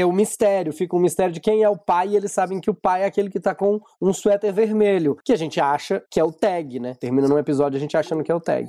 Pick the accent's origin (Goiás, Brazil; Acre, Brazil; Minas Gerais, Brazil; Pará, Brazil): Minas Gerais, Brazil; Eu sou de Minas